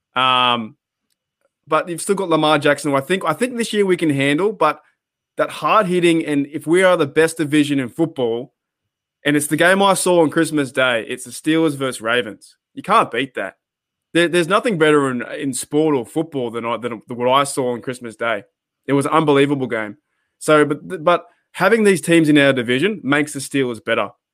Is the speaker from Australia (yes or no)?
yes; Australia; me growing up in Australia